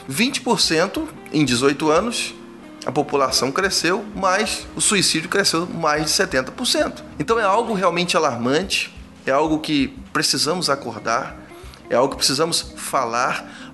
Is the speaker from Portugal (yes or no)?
no; Rio de Janeiro, Brazil; moved away as an adult; also born or lived in Cachoeira do Sul, Rio Grande do Sul; now in Ipatinga, Brazil; somos do Rio de Janeiro